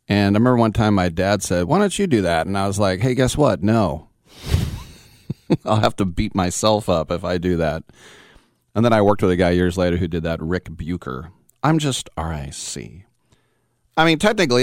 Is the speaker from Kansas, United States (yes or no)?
no; Oakland, California, United States; when I was growing up in the East Bay, the Berkeley, Oakland area